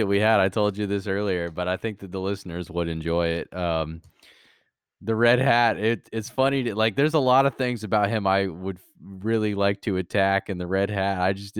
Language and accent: English; Jacksonville, Florida, United States; So I'm originally from Jacksonville, Florida